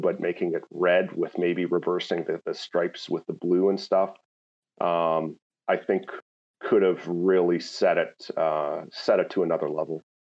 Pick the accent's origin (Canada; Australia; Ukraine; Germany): Canada; Landmark, Manitoba; now in Ontario, Canada; I grew up uh, southeast of uh, Winnipeg, um, near a small community called Landmark, Manitoba